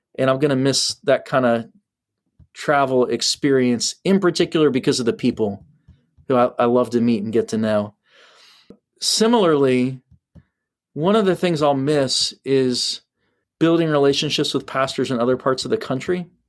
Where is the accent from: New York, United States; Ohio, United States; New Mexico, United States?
Ohio, United States; I'm from Ohio.